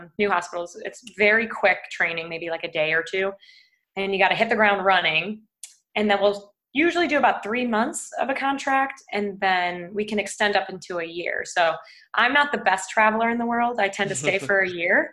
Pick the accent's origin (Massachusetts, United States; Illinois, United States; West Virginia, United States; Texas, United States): Illinois, United States; Chicago; moved away as an adult; also born or lived in West Palm Beach, Florida / San Francisco; now in Austin, United States; I grew up in West Palm Beach, Florida. And then when I was about 8, I moved to Chicago. And I've pretty much been there ever since